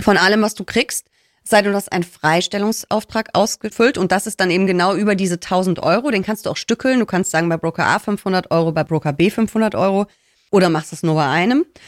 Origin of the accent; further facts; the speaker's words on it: Rhineland, Germany; ich spreche sie, glaube ich, mit S, aber ich bin Rheinländerin. Wir hauen da überall ein S rein